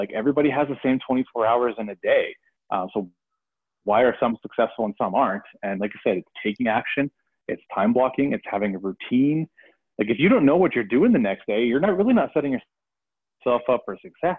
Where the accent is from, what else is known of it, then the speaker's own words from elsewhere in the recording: Canada; I am Canadian, so I have a .ca address